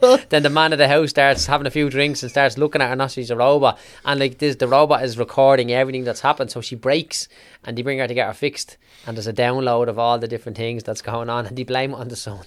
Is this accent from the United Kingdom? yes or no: no; Clondalkin, Leinster, Ireland; I was growing up in Clondalkin